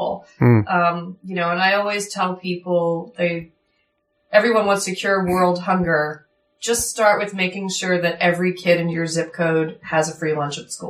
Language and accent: English; Philadelphia, Pennsylvania, United States; I'm from Fairmount. I grew up in the city